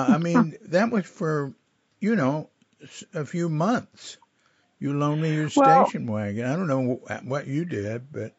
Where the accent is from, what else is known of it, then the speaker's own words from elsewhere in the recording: Fort Worth, Texas, United States; moved away; I come from Fort Worth next door.